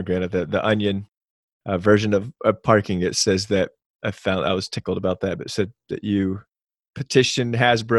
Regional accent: Panama; I was born in Panama, Central America, and I was 4 during Operation Just Cause

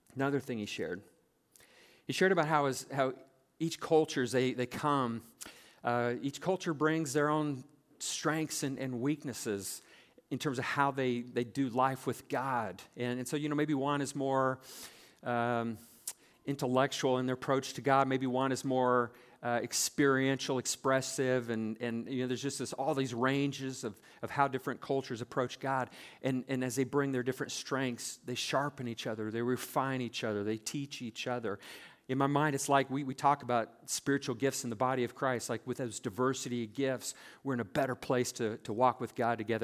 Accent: South Central Nebraska, United States; moved away; I grew up in South Central Nebraska on a farm

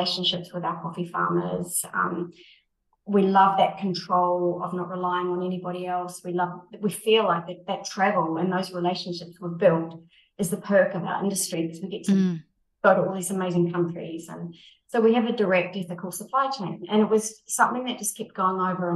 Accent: New Zealand; now in United Arab Emirates; I come from New Zealand where we're quite a young country

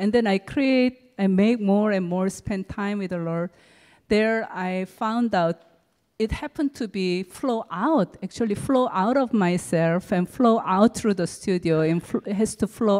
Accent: Seoul, South Korea; moved away; also born or lived in California; I was born and raised up in Seoul, Korea.

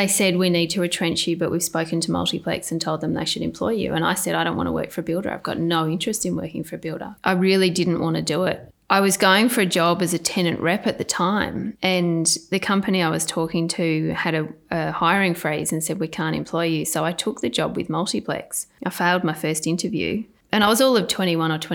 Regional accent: Sydney, New South Wales, Australia; I was born in Sydney, Royal North Shore Hospital. Grew up in Lynfield

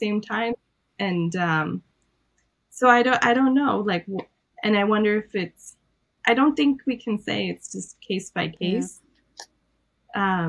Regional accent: Iran; I'm Armenian from Iran, so I was raised with a lot of different beliefs

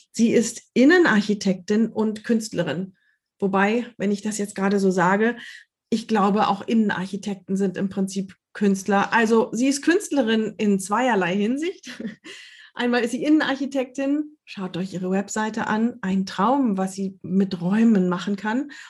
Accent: Lower Saxony, Germany; now in Hamburg, Germany; Ich komme aus Niedersachsen, aus der Nähe von Osnabrück.

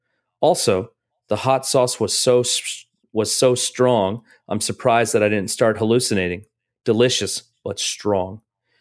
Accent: Rosemead, California, United States; I grew up in Rosemead, a suburb of Los Angeles, just outside of Pasadena.

